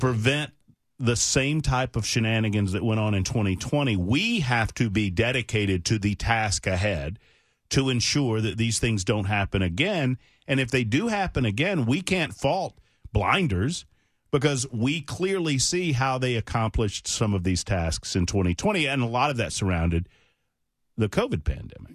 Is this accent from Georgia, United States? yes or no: yes; Georgia, United States; also born or lived in Alabama; now in Tennessee, United States; I'm from Georgia, but I lived in Alabama for twenty years.